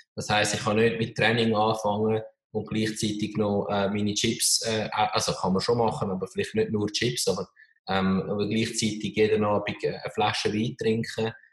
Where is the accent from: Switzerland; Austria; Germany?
Switzerland; als Schweizer in einem kleinen, eher konservativen Land